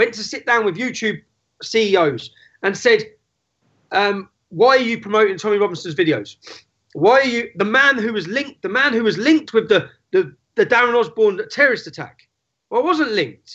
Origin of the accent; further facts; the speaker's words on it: Luton, East of England, United Kingdom; my hometown of Luton.